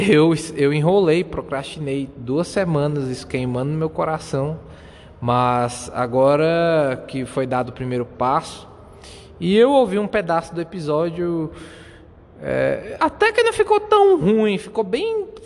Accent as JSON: {"language": "Portuguese", "country": "Brazil", "first_language": "Portuguese", "said": "português mesmo, que é a minha língua nativa aqui, sou brasileiro"}